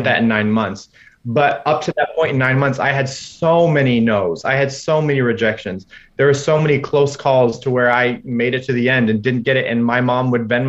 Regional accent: Indiana, United States; moved away as an adult; coming from small town Indiana, less than 10,000 people in my hometown

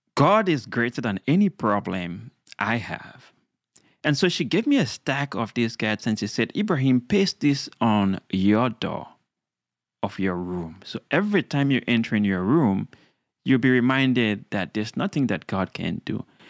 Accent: Sierra Leone; now in United States; I'm from Sierra Leone, a beautiful country in West Africa, uh, a young boy growing up

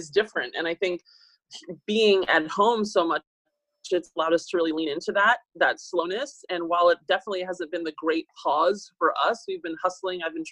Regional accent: Northern Virginia, United States; now in Los Angeles, United States; Northern Virginia, right outside of Washington, D.C.

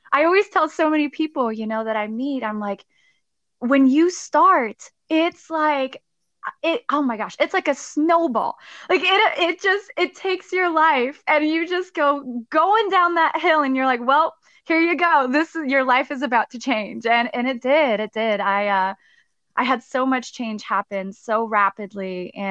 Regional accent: Stuttgart, Baden-Württemberg, Germany; So I was actually, so I'm originally from Germany. I'm from Stuttgart, Germany. I grew up there, um, military family.

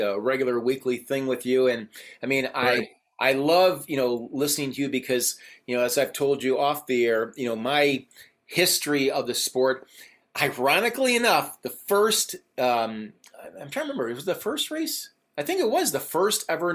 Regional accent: Chicago, Illinois, United States; I'm from Chicago

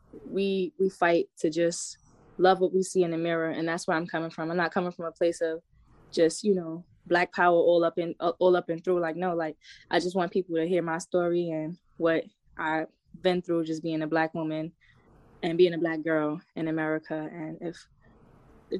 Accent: New York City, New York, United States; now in Atlanta, United States; I grew up in the Bronx, New York.

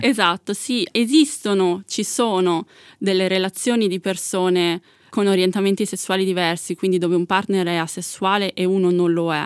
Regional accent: Milan, Lombardy, Italy; io sono nata e cresciuta a Milano

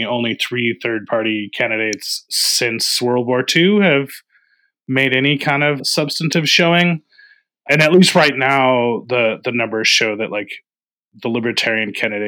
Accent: Tennessee, United States; including my home state of Tennessee.

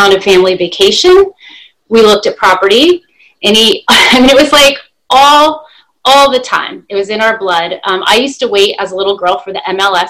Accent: New Jersey, Pennsylvania area, Northeast, United States; moved away as an adult; now in Florida, United States; I'm a native of the Northeast. I grew up in New Jersey, Pennsylvania area

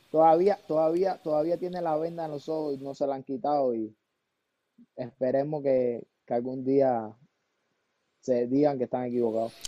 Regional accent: Camagüey, Cuba; born or raised there; moved away

